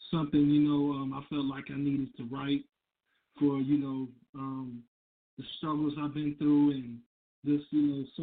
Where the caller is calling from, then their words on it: Grand Rapids, Michigan, United States; I'm calling from Michigan, Grand Rapids, Michigan.